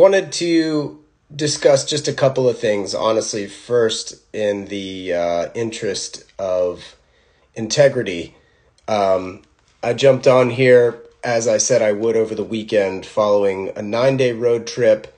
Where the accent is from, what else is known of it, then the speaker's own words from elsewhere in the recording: North Carolina, United States; now in California, United States; We grew up in North Carolina together